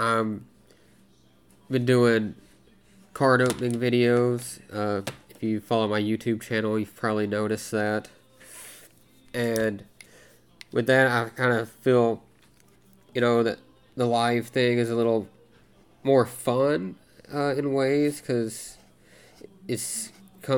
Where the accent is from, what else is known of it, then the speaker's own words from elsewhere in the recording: Arkansas, United States; now in Alaska, United States; I grew up in Arkansas